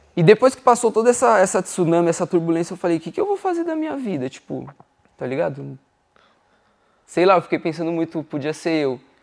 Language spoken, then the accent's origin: Portuguese; São Paulo, Brazil; moved away as an adult; also born or lived in Dublin; eu sou de São Paulo, Zona Norte. Eu desde, desde que eu nasci eu morava na Vila Albertina